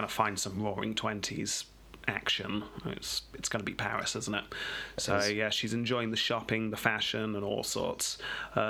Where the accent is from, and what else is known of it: England, United Kingdom